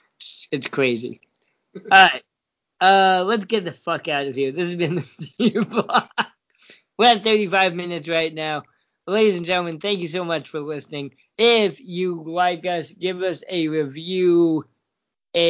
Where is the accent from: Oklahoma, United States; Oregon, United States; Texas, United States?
Oregon, United States; Hey, I am technically from Oregon.